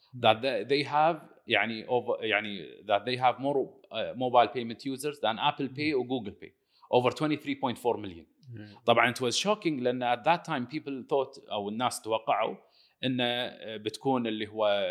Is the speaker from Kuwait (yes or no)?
yes; Kuwait; also born or lived in United States; رجعنا من الكويت من الدراسه